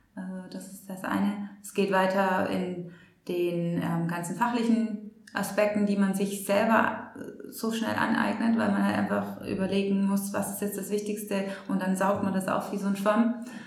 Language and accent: German; Germany; als Deutsche